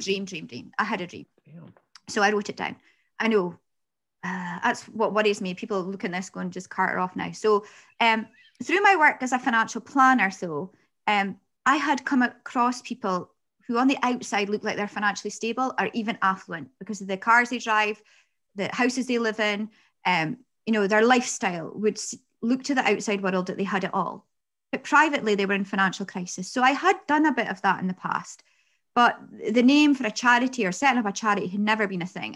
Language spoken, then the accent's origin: English; Peterhead, Scotland, United Kingdom; I'm from Peterhead, and some people say derogatory things about that.